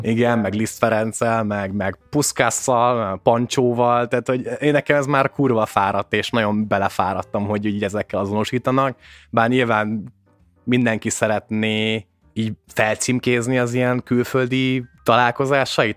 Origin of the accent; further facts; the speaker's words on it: Hungary; én magyar vagyok, hogy onnan jövök